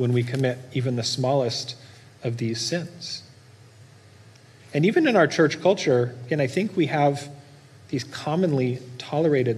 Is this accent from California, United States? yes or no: yes; Norco, California, United States; I grew up in Norco, don't judge me, but we raised animals for food